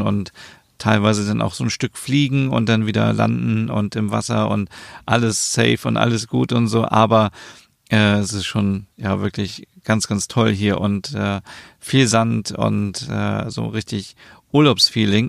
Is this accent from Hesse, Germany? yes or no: no; Osnabrück, Lower Saxony, Germany; ich komme aus Osnabrück